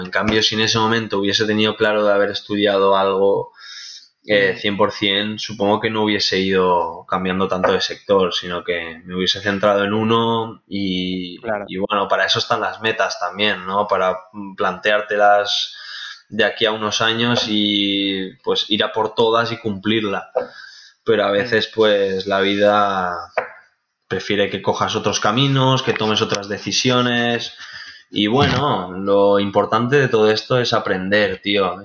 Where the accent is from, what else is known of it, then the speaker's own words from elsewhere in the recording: Benicàssim, Valencian Community, Spain; now in Castellón de la Plana, Spain; actualmente vivo en Castellón de la Plana, es una ciudad muy bonita, pero yo soy de Benicassim